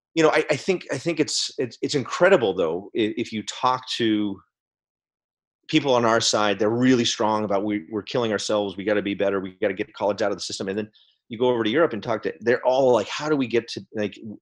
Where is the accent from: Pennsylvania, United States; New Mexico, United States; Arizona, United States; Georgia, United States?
New Mexico, United States; Albuquerque; My hometown, Albuquerque, New Mexico